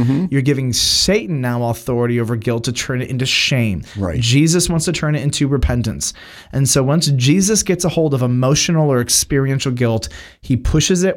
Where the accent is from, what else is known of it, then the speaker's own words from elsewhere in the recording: United States; as an American